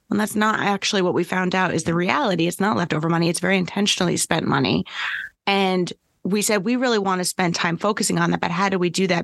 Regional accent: New York, United States; I'm a New Yorker

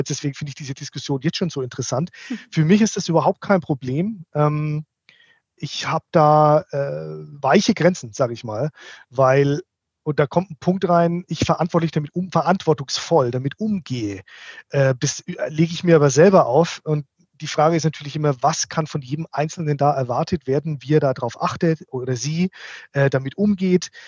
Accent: Bavaria, Germany; ich bin ja eigentlich Franke, also ich, ich

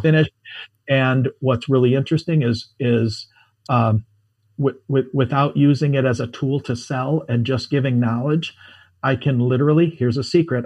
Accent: United States; I'm an American

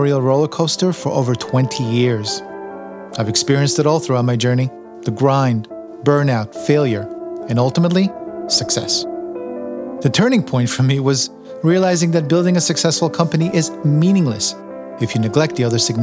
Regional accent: New York City, New York, United States; moved away as an adult; also born or lived in East Meadow, New York / Binghamton, New York / New Jersey; I grew up in Queens and I lived in Long Island in East Meadow for a few years

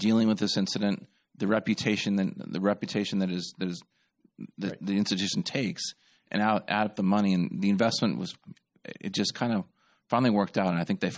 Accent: California, United States; now in Louisiana, United States; It's crazy. I'm actually from California originally. So Louisiana is not number one in anything except for I talk really fast.

